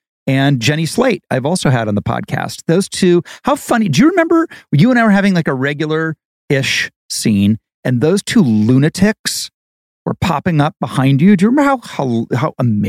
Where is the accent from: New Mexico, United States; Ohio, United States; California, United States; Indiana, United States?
Ohio, United States; Dayton; Dayton, Ohio, and saw community theater, went with my parents.